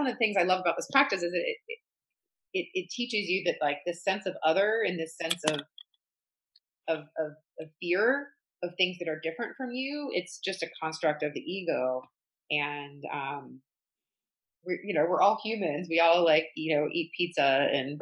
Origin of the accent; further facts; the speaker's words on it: the South, United States; I grew up going in the South, going to a very like elite private school